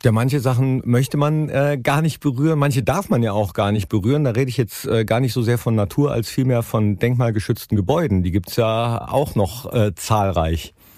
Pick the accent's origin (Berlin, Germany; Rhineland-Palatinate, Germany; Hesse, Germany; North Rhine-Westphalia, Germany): North Rhine-Westphalia, Germany; Mönchengladbach; ich als gebürtiger Mönchengladbacher